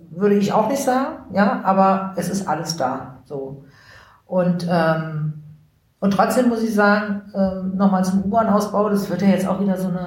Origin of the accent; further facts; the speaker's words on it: Berlin, Germany; Also ich bin viele Jahre in, in Rudo groß geworden.